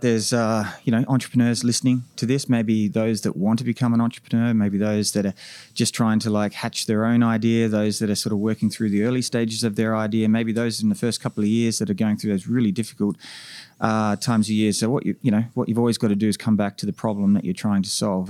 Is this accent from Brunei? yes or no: no; Australia; moved away as an adult; now in North America; as an Australian coming to North America